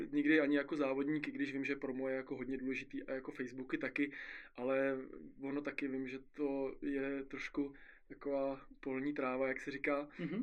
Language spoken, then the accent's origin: Czech; Czechia; u nás v Istebnici